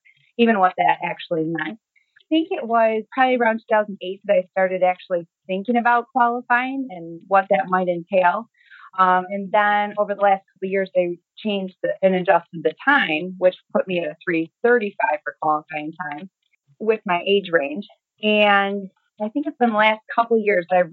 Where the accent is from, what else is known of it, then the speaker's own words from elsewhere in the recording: St. Clair, Michigan, United States; I'm from St. Clair, Michigan, and that's about an hour north of Detroit, small town area